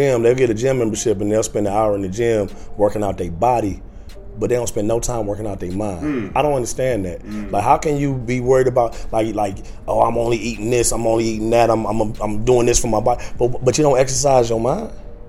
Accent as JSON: {"language": "English", "region": "Ohio", "country": "United States", "moved": "yes", "lives_now": "Los Angeles, United States", "said": "I'm from Ohio, living in L.A. now."}